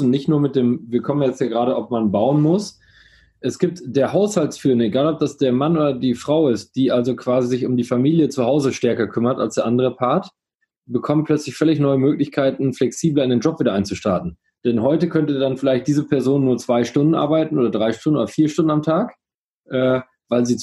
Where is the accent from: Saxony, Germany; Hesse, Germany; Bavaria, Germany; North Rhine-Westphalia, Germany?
North Rhine-Westphalia, Germany; Coesfeld; auch für kleine Städte wie, ich komme ja aus Coesfeld, wie Coesfeld, kannst du auch da wohnen bleiben